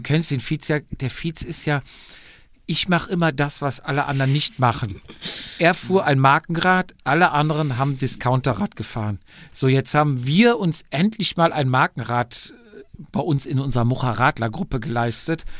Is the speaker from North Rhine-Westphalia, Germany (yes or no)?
yes; Cologne area, North Rhine-Westphalia, Germany; Wir kommen ja alle aus der Gegend aus Köln